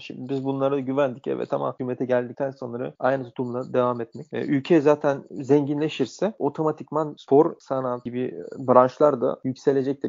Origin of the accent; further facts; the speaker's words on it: Bulgaria; moved away; also born or lived in Sofia, Bulgaria / Germany; Slavia Sofya'da oynarken biz ailecek taşındık başka bir şehre. Yani memleket şehrimize taşındık. Çünkü Sofya bizim memleket şehrimiz değildi. İşte orada da sonra Ether'da oynamaya devam ettim